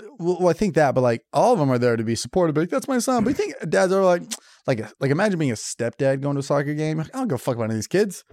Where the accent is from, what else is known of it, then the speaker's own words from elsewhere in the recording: California, United States; I grew up in California